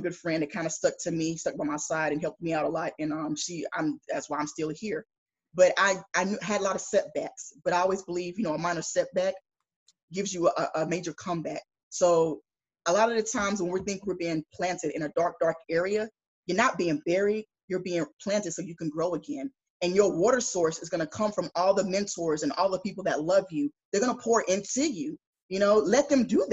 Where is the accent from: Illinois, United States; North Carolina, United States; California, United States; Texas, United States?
North Carolina, United States; Greensboro; moved away as an adult; I grew up in Greensboro, North Carolina.